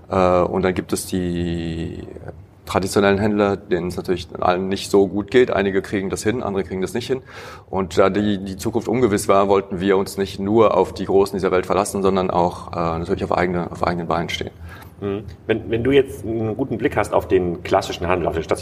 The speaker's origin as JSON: {"language": "German", "town": "Heidelberg", "region": "Baden-Württemberg", "country": "Germany", "tie": "born or raised there", "also_born_or_lived": "Paris, France", "said": "Ich bin in Paris geboren, in Heidelberg aber aufgewachsen."}